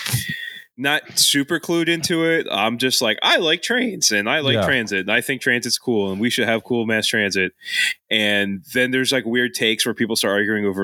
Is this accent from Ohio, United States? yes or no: no; Philadelphia, Pennsylvania, United States; I grew up in Kensington